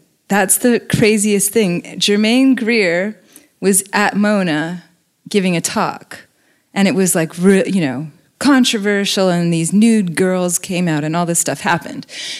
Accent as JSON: {"language": "English", "country": "New Zealand", "tie": "born or raised there", "said": "It's an invasive seed. I grew up with this in New Zealand."}